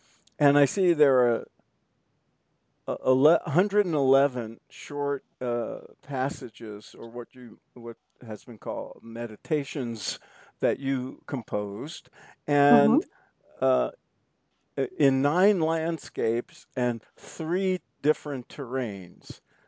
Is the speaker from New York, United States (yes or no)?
yes; New York, United States; Well, we're all three born and bred in the New York area